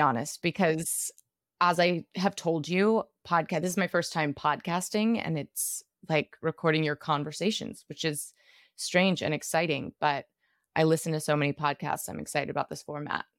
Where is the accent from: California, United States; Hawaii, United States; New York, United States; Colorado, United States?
New York, United States; Brooklyn; also born or lived in Los Angeles; I'm from Brooklyn, New York